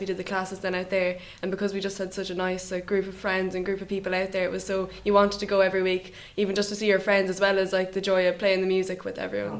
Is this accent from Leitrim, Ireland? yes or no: yes; Drumsna, Leitrim, Ireland; I'm from Drumsna.